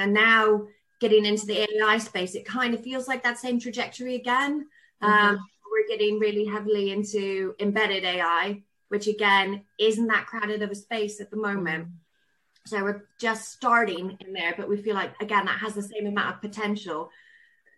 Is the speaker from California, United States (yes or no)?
yes; Southern California, United States; accent: really weird accent; now in Cornwall, United Kingdom; I grew up in Southern California